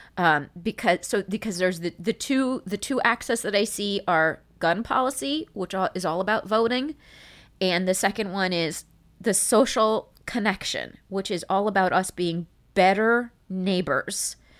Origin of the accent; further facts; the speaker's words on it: United States; I'm Iranian American